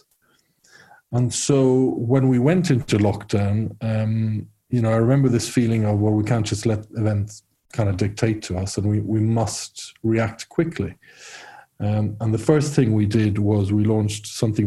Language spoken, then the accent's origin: English; Rome, Lazio, Italy; moved away as an adult; also born or lived in Ireland / United Kingdom; I'm half Irish, half Italian. And so I grew up in Rome